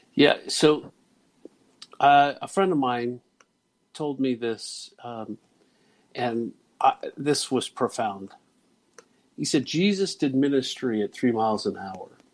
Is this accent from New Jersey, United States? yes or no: no; Dayton, Ohio, United States; growing up in Dayton, Ohio